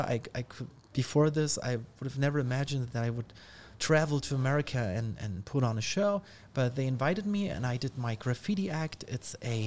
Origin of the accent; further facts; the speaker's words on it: Ulm, Baden-Württemberg, Germany; English is a second language; in the library in Ulm, in my hometown